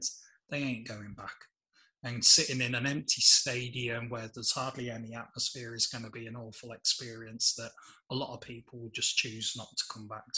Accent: England, United Kingdom; even as an Englishman

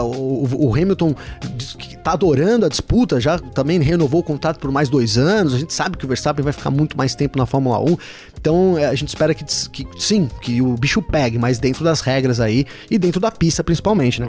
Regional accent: São Bernardo do Campo, São Paulo, Brazil; Eu sou do ABC, cara. Eu sou de São Bernardo

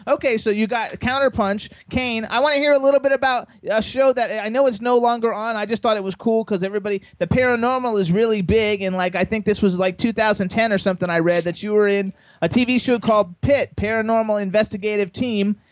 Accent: Miami, Florida, United States; now in Pennsylvania, United States; I was born in Miami also. Now I live in Pennsylvania.

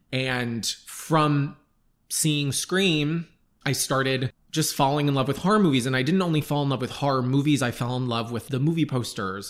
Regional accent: Long Island, New York, United States; I grew up on Long Island

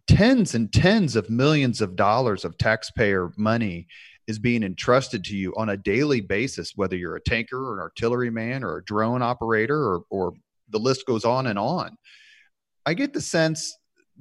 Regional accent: Indianapolis, Indiana, United States; growing up on the East Side in Indianapolis

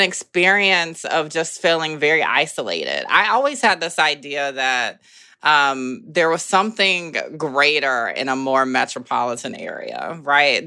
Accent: the South, United States; moved away as an adult; now in Brooklyn, United States; being Southern

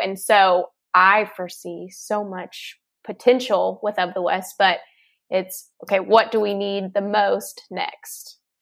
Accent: Texas, United States; I'm originally from Texas, born and raised.

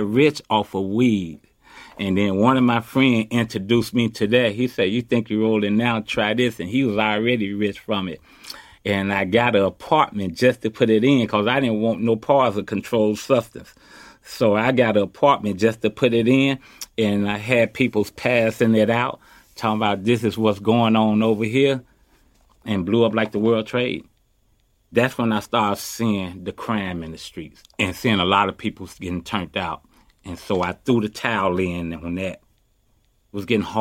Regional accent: Chicago, Illinois, United States; now in Oakland, United States; I was born and raised in Chicago

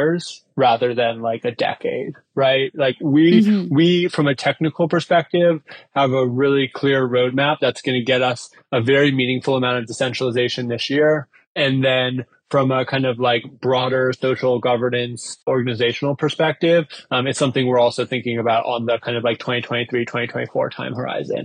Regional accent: United States; I was born in the United States. I live in the United States now.

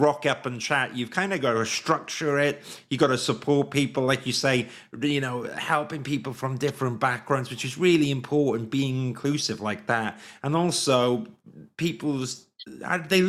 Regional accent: Swansea, Wales, United Kingdom; moved away as an adult; also born or lived in London; I grew up in Wales, South Wales

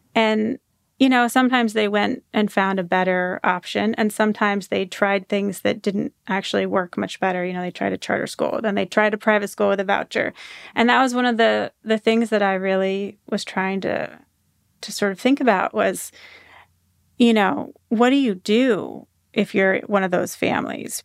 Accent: Washington, United States; moved away as an adult; also born or lived in Florida; I grew up in Washington State, um, in a conservative corner of Washington State

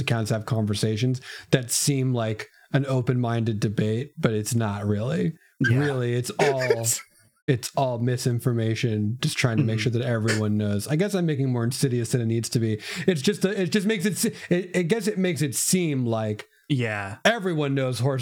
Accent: Santa Barbara, California, United States; at the Santa Barbara Zoo where I grew up

